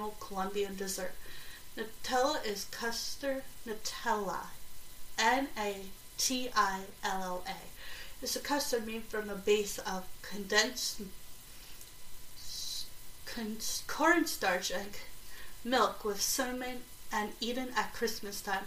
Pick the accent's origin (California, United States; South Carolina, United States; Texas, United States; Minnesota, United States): South Carolina, United States; my grandmother's pound cake growing up in South Carolina